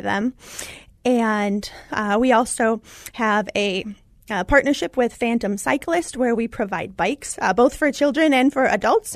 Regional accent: Indiana, United States; I was born in Indiana

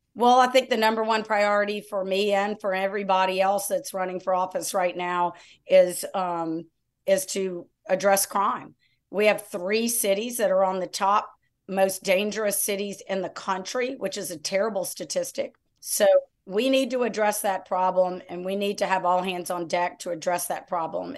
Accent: Lafayette, Louisiana, United States; also born or lived in New Orleans; now in Baton Rouge, United States; I was raised in Lafayette

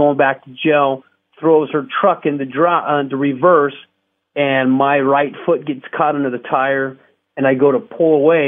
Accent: Scottsdale, Arizona, United States; I was a clean-cut kid, born and raised in Scottsdale, huge family, church-going

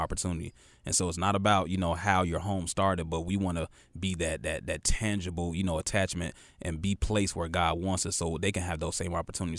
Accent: Chicago, Illinois, United States; now in Charlotte, United States; super Chicago pride

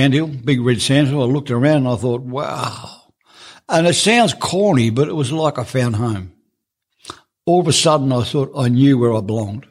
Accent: Melbourne, Victoria, Australia; moved away as an adult; also born or lived in Moorabbin; now in Coober Pedy, Australia; I grew up in Melbourne, but I was never happy there

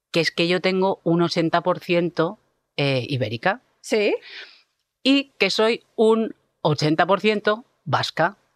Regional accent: Argentina; now in Spain; haber un puente entre esa Argentina que dejamos y esta España que es mi, tierra, que yo considero mi tierra.

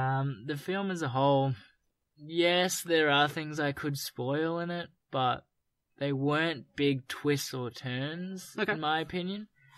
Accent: Australia; we're Australian

